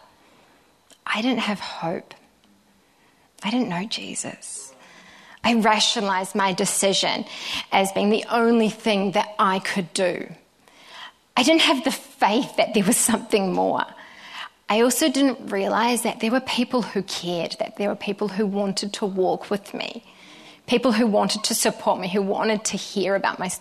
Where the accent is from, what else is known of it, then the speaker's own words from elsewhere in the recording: Te Puna, Bay of Plenty, New Zealand; moved away as an adult; also born or lived in Sydney, Australia; I grew up just outside of Te Amuru on a farm with my older brother and my amazing parents